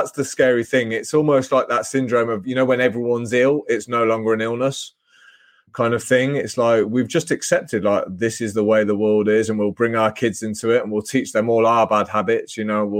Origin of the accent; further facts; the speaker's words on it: England, United Kingdom; I was lucky to be born into a good family in England